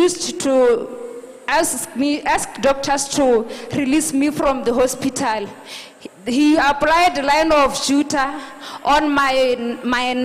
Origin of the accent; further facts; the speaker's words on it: Botswana; I'm from Botswana